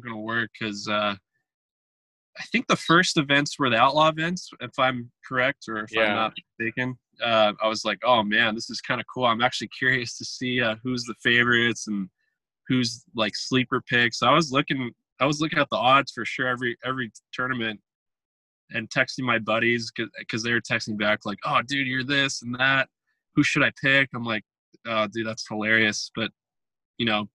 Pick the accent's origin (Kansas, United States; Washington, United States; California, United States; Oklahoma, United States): California, United States; Southern; our house where we grew up in Southern California